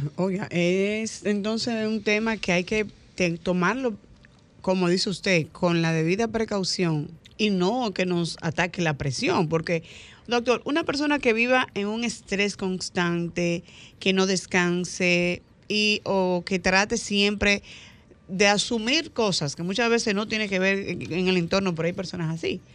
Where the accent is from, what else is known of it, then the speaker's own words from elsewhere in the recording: Dominican Republic; como el dominicano, común y corriente como yo